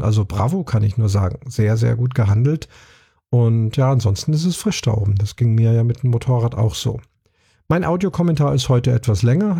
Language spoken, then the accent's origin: German; Munich, Bavaria, Germany; München, meiner Heimatstadt